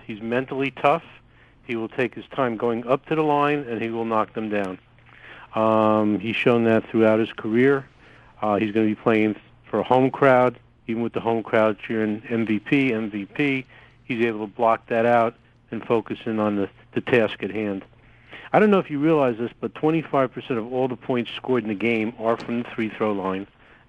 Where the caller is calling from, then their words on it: New Jersey, United States; I'm calling from New Jersey.